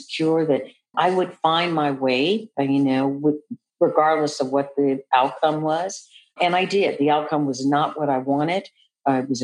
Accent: Seattle, Washington, United States; moved away; I'm originally from Seattle, Washington, so my mother was living in Seattle

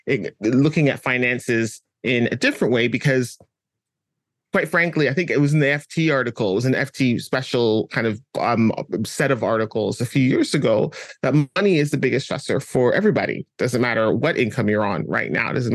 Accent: Canada; also born or lived in London; I was born in London, but raised in Canada.

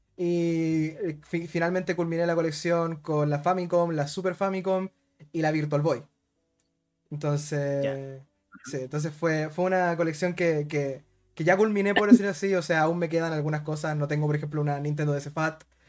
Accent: Rancagua, O'Higgins, Chile; como soy de Rancagua, no soy de Santiago

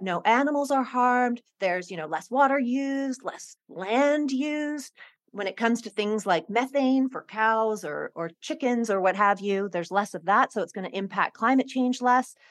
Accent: Hong Kong; I grew up in Hong Kong

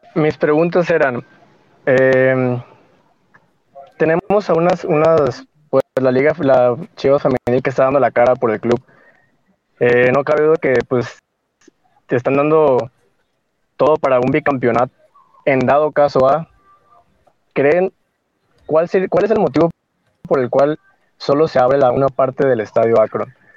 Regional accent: Culiacán, Sinaloa, Mexico; now in Zapopan, Mexico; yo soy de Culiacán, pero vivo en Zapopan, Jalisco.

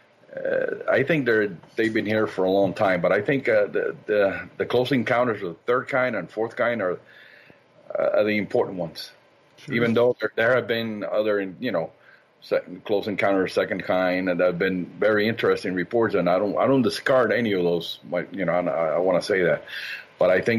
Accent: Cuba; moved away; most of these events occurred when I was a child back in my native Cuba

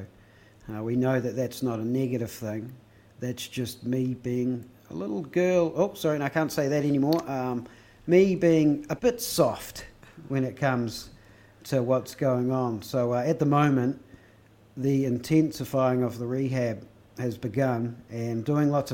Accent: Christchurch, Canterbury, New Zealand; we're both from Christchurch

